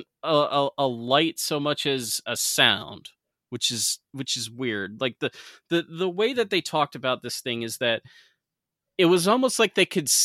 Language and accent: English; Saranac Lake, New York, United States; my hometown, Saranac Lake